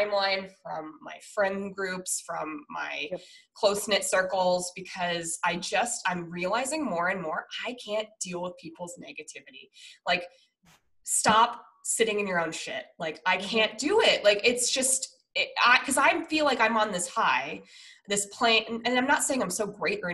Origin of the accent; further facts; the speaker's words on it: Denver, Colorado, United States; now in San Diego, United States; I'm from Denver